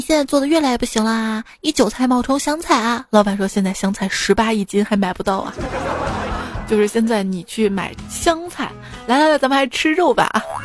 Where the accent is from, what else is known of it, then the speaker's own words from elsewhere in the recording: Shaanxi, China; 在我们陕西，你会发现凉皮儿分什么汉中凉皮儿、岐山凉皮儿、米皮儿、面皮儿、粗粉儿什么的。